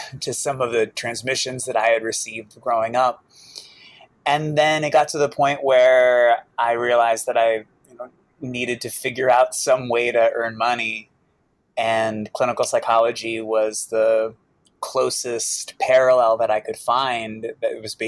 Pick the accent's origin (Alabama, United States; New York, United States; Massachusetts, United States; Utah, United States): Massachusetts, United States; Boston; I grew up in Boston, with a single mom who was an alcoholic